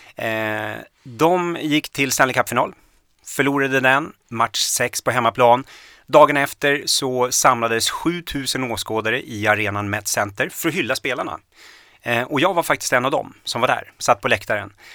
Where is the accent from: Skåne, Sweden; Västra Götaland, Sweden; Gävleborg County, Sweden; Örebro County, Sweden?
Gävleborg County, Sweden; Gävle; also born or lived in Minneapolis, United States; höll på att frilansa åt lokaltidningen Gävle Dagblad hemma